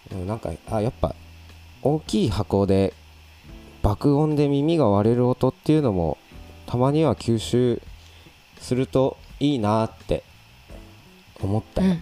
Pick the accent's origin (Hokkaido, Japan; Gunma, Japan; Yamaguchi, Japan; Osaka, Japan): Hokkaido, Japan; Abashiri; born or raised there; moved away